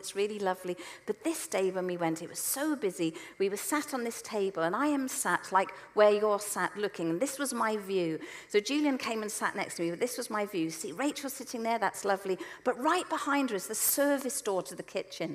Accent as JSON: {"language": "English", "town": "Selsey", "region": "South East England", "country": "United Kingdom", "tie": "born or raised there", "said": "where I grew up in Selsey"}